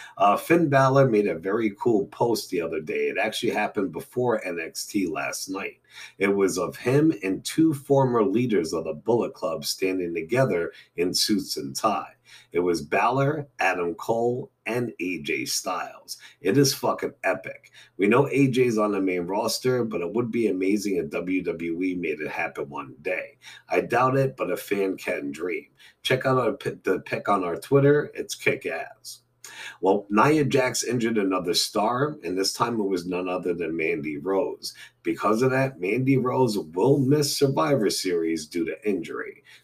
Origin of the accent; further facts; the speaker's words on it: Scotland, United Kingdom; I'm from Scotland.